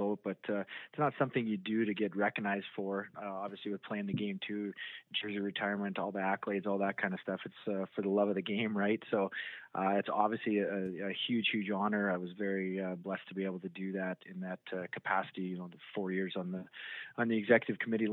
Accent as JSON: {"language": "English", "country": "Canada", "moved": "yes", "lives_now": "Boise, United States", "said": "as a Canadian kid"}